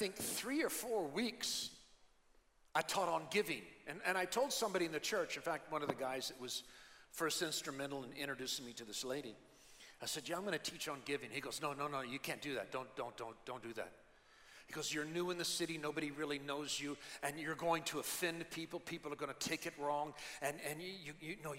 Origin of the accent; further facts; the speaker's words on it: United States; now in Philippines; I'm an American